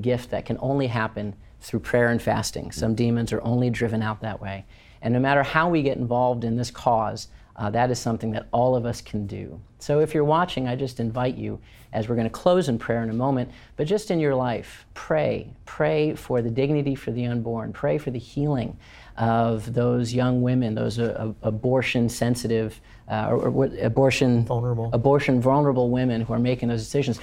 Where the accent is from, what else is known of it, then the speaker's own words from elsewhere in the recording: outside of Chicago, Illinois, United States; moved away as an adult; I don't think I knew anybody more than two kid families growing up outside of Chicago